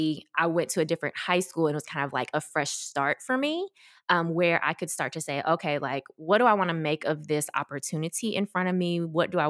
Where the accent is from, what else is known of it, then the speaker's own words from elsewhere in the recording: Memphis, Tennessee, United States; also born or lived in South Korea / Washington, D.C. area; I grew up in Memphis, so we moved there when I was, or moved here, I don't know why I said there, moved here when I was about 4 years old, ready for school age